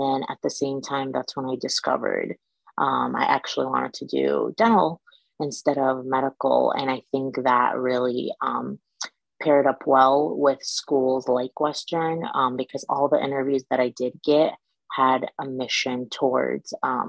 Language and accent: English; Iraq; also born or lived in Michigan; now in East LA, United States; I'm originally from Iraq. I am Chaldean, and it's a very small population from Middle East, but right now I live in East LA.